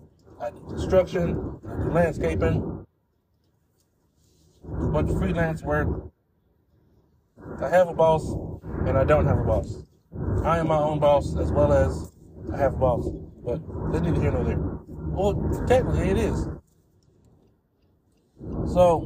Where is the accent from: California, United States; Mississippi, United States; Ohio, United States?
California, United States; the mountains of; I'm from the mountains of California where cowboys roam